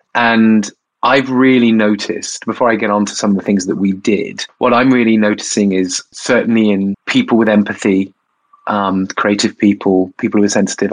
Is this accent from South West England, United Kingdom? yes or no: yes; Bournemouth, South West England, United Kingdom; I I am from Bournemouth. Uh, yeah, I was a gay kid in um, Bournemouth under Section 28